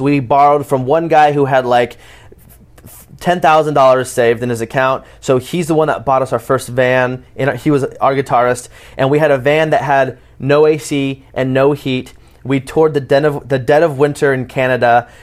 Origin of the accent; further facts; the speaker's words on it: Portland, Oregon, United States; also born or lived in Palm Springs; I was born and raised in Portland, Oregon, um, but I did move a lot back and forth from Palm Springs in Oregon. But my, my main place of growing up and really finding myself was, was Portland, Oregon.